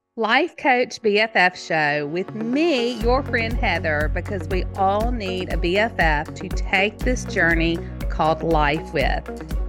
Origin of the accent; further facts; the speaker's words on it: Mississippi, United States; now in Tennessee, United States; Mississippi. I live in Tennessee now